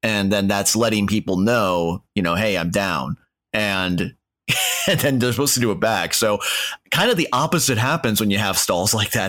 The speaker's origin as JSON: {"language": "English", "town": "Minneapolis", "region": "Minnesota", "country": "United States", "tie": "born or raised there", "said": "my hometown, Minneapolis"}